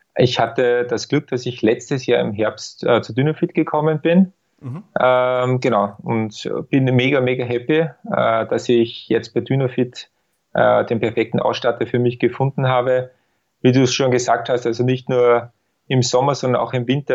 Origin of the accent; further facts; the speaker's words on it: Austria; bei uns in Österreich